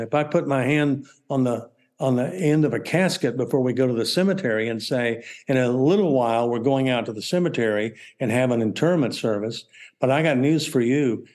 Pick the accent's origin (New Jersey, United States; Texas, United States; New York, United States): Texas, United States; I'm from Texas